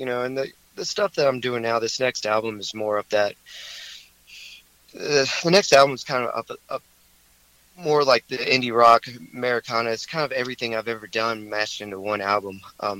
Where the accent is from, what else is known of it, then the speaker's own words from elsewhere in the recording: High Point, North Carolina, United States; also born or lived in Greensboro; I grew up in High Point, so, you know, I've lived all over the place, but for most of my life I've lived in High Point in Greensboro.